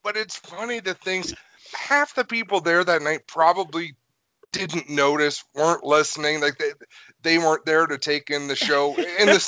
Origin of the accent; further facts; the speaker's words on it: New York, United States; moved away; also born or lived in Canada; I'm half American, half Canadian. Mm-hmm. I spent a lot of my childhood in New York.